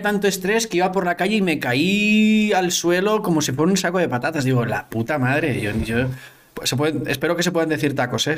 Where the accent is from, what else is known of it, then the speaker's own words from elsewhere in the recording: Ontinyent, Valencian Community, Spain; also born or lived in Barcelona; Yo soy de Ontinyent, que es un pueblo que está como a una hora al sur de Valencia